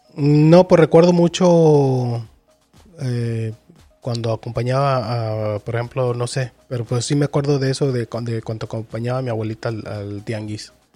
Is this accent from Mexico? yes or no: yes; Mexico; nosotros que somos de México.